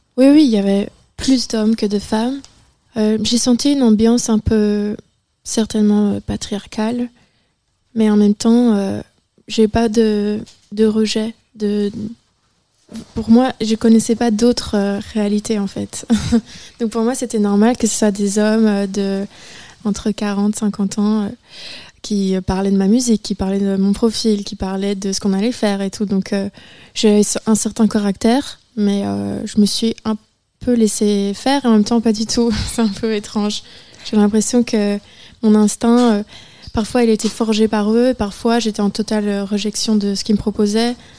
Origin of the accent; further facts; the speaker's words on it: Charleroi, Namur, Wallonia, Belgium; moved away as an adult; Moi, je viens euh, de Charleroi, Namur, Un petit village très simple.